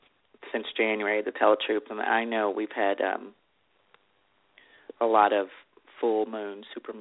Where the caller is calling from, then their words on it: Texas, United States; I'm in Texas